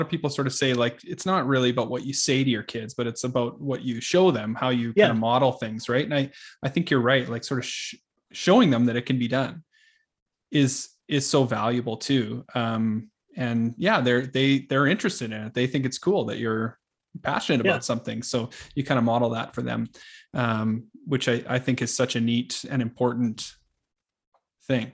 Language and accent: English; Medicine Hat, Alberta, Canada; I grew up in Medicine Hat, Alberta